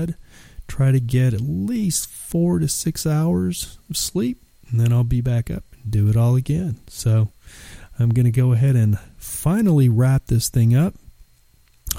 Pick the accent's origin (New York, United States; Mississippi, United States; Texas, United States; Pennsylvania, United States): Texas, United States; I'm from Texas